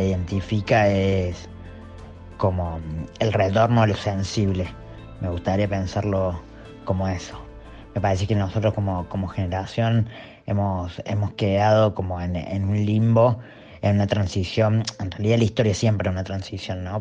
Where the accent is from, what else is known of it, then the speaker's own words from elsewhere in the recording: Córdoba, Argentina; soy artista y de Córdoba